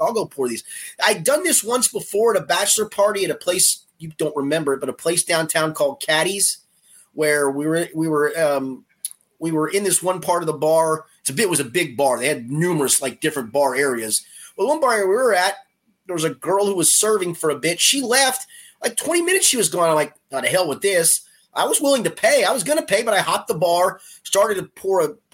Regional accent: Florence, Kentucky, United States; also born or lived in Crestview Hills, Kentucky; My sixth grade teachers at Yaley were all pretty good.

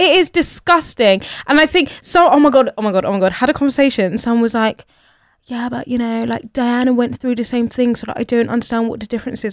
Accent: United Kingdom; born and bred here, have never seen myself as British

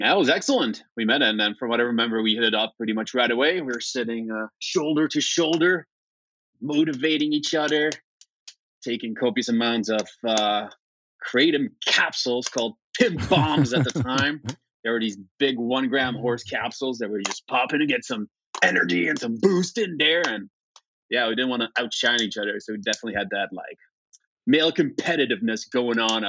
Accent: Flemish part of Belgium, Flanders, Belgium; also born or lived in Warsaw, Poland; now in Vancouver, Canada; My parents moved when I was just a little baby to greener pastures, and spend my formative years in Belgium, the Flemish part of Belgium

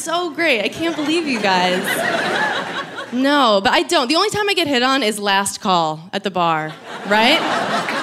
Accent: New York, United States; I've lived in New York my whole life

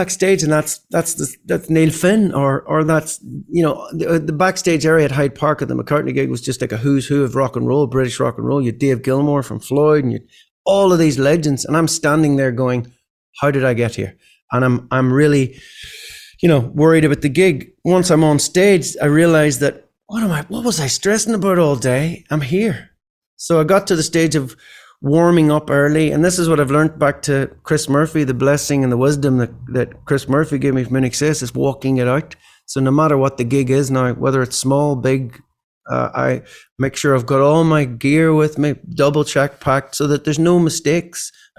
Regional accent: Ireland; these type of sort of thought processes growing up in Ireland, weren't in my head or weren't in my education. I left school at 16 and haven't stopped gigging since.

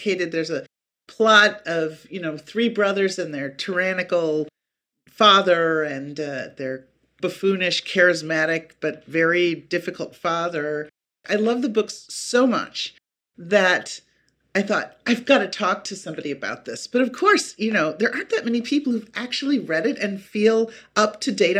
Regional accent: Appleton, Wisconsin, United States; the town where I grew up in Wisconsin

